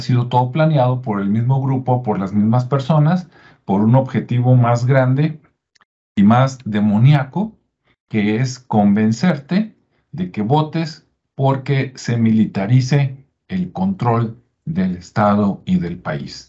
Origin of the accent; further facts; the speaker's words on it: Mexico; aquí, en mi estado, en mi municipio, en mi país